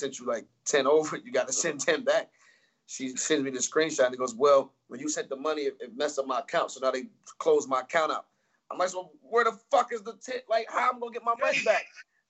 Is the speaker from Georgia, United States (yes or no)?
yes; Atlanta, Georgia, United States; I'm from Atlanta.